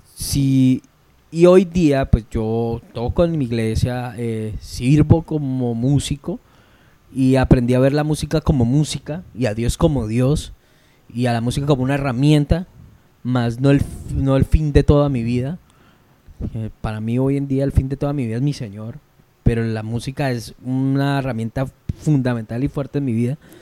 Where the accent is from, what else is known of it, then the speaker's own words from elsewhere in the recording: Llanos Orientales, Colombia; Yo soy llanero